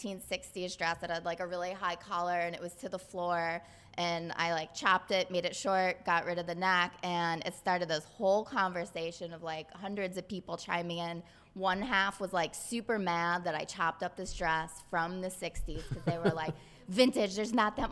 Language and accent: English; Detroit, Michigan, United States; I'm from Detroit, Michigan.